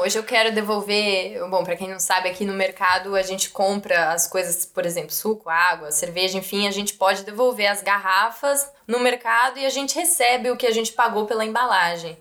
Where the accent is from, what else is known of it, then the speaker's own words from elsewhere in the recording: São Paulo, Brazil; moved away as an adult; now in Germany; eu sou de São Paulo, sou da Zona uhum. Oeste de São Paulo